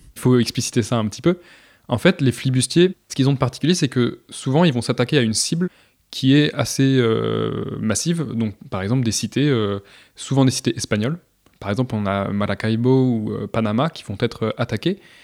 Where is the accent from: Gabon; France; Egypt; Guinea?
France; Vendée, Pays de la Loire; j'ai grandi en Vendée, et en Vendée, il y a pas très loin de chez moi, les Sables d'Olonne